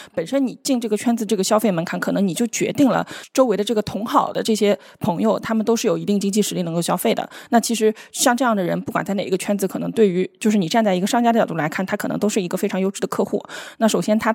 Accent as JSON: {"language": "Chinese", "region": "Shanghai", "country": "China", "said": "用我们上海人的话来说"}